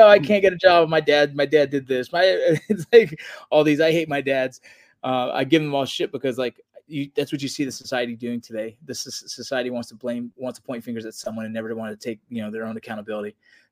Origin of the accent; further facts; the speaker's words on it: Los Angeles, California, United States; I grew up in Los Angeles, California